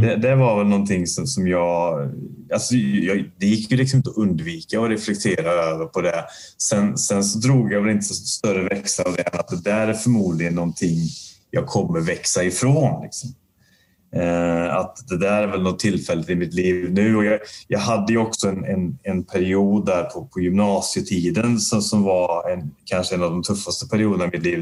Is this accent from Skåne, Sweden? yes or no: no; Värmland, Sweden; now in Gothenburg, Sweden; jag är ju inte göteborgare från början. Jag är ju uppväxt i en, i en värmländsk liten eh, bruksort